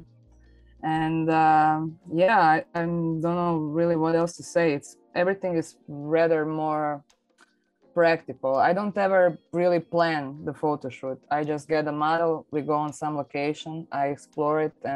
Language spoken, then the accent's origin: English; Zagreb, City of Zagreb, Croatia; I'm from Zagreb, Croatia